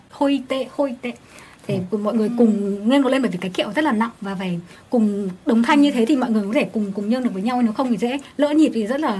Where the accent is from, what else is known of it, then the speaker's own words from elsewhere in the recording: Phú Thọ, Vietnam; mình quê ở Phú Thọ thì ở đấy có nổi tiếng với lễ hội đền Hùng